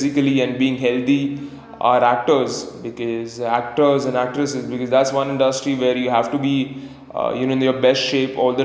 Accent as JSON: {"language": "English", "town": "Pune", "region": "Maharashtra", "country": "India", "said": "I come in from Pune, India"}